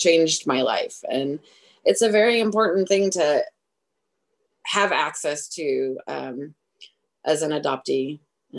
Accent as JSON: {"language": "English", "region": "Oregon", "country": "United States", "tie": "born or raised there", "said": "I was born in Oregon."}